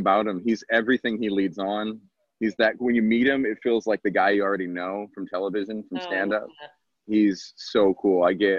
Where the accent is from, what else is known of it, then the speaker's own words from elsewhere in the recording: Atlanta, Georgia, United States; moved away; also born or lived in Texas; I grew up in Atlanta, actually.